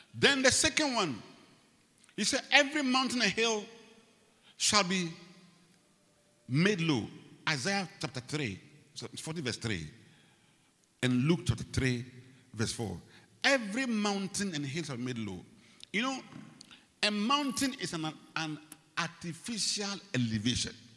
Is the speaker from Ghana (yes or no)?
yes; Ghana; I come from Ghana